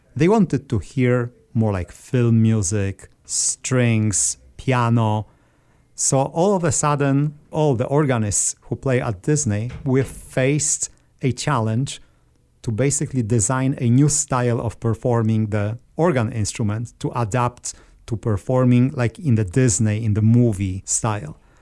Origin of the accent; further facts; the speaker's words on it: Żary, Lubusz Voivodeship, Poland; moved away as an adult; also born or lived in Orlando area, Florida; now in Orlando, United States; I grew up in southwestern part of Poland. When you look at the map, it's halfway between Prague and Berlin, uh, where I was born. The name of the city is Jari